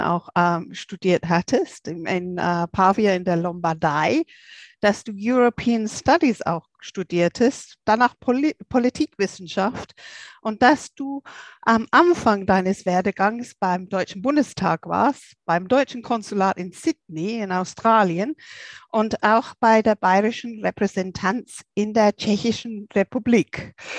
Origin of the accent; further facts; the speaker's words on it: England, United Kingdom; moved away; als Engländerin